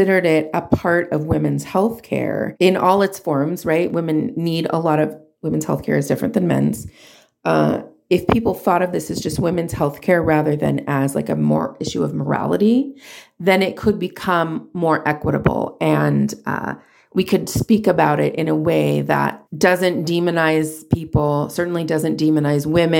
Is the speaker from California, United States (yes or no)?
yes; Southern California, United States; also born or lived in Hollywood, California; I'm from Southern California